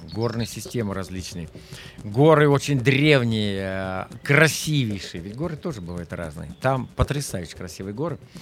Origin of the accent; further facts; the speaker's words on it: Kaluga Oblast, Russia; moved away as an adult; я вырос в Калужской области и никогда не покидал практически ее пределов